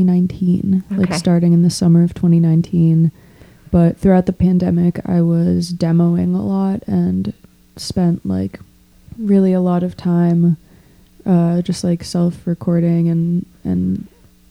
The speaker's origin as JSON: {"language": "English", "town": "Boston", "region": "Massachusetts", "country": "United States", "tie": "born or raised there", "also_born_or_lived": "Iowa", "moved": "as an adult", "lives_now": "Chicago, United States", "said": "after growing up in Boston, like moving to rural Iowa felt pretty crazy"}